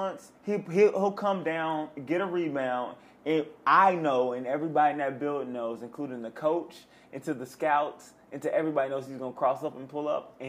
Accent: Midwest, United States; now in Los Angeles, United States; we're from the Midwest, by the way. I've only been here 2 years.

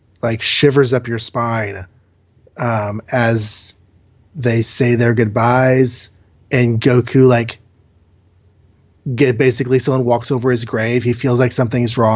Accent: United States; as an American watcher

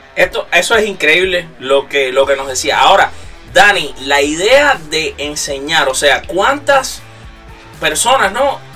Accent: Cuba; yo soy de Cuba, uno desde que nace sabe béisbol

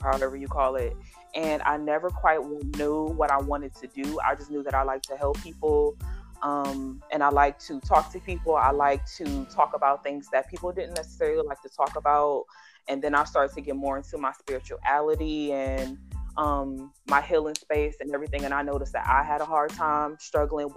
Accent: Cleveland, Ohio, United States; Cleveland, Ohio, which is where I'm from Cleveland.

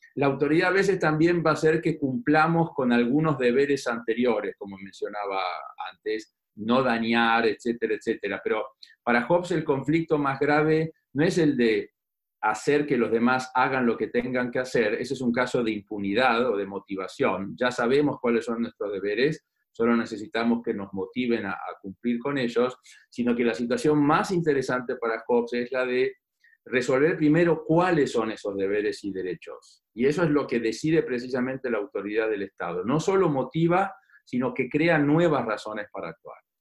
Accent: Argentina

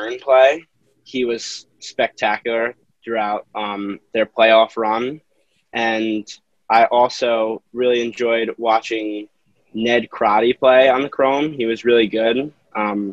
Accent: Yorktown Heights, New York, United States; Yorktown Heights, New York

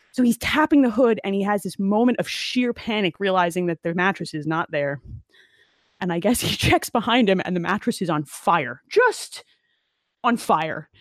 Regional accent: Asbury Park, New Jersey, United States; I grew up in Monmouth County, Asbury Park, near, like, the Stone Pony and everything. That was my hometown

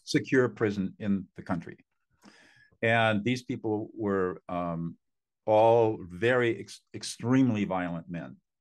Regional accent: Southern California, United States; also born or lived in Hanover, New Hampshire; I grew up in Southern California in affluence

